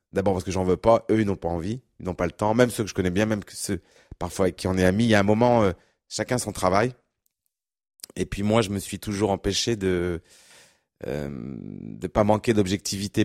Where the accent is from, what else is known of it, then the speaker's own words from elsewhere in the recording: Berry, near Châteauroux and Bourges, Centre-Val de Loire, France; je suis né, je suis originaire du, du Berry, dans, dans, le centre de la France, pas très loin de Châteauroux, Bourges